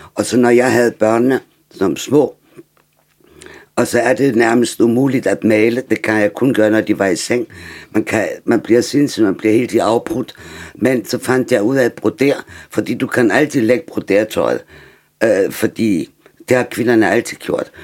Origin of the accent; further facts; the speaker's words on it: Germany; Danish is a second language; now in Denmark; som tysker